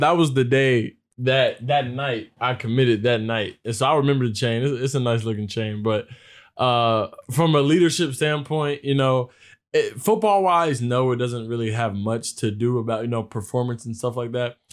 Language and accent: English; Virginia, United States; moved away as an adult; now in East Lansing, United States; I'm from Virginia